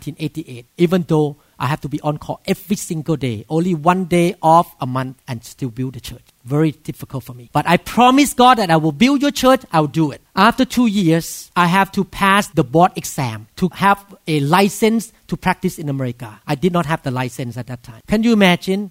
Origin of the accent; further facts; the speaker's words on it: Thailand; English is a second language; moved away as an adult; now in Seattle, United States; I'm a doctor, a neurosurgeon from Thailand